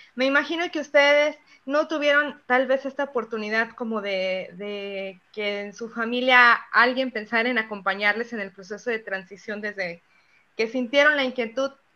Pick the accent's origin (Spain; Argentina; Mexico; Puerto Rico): Mexico; Zapotlanejo, Jalisco; en Zapotlanejo, que es de donde yo soy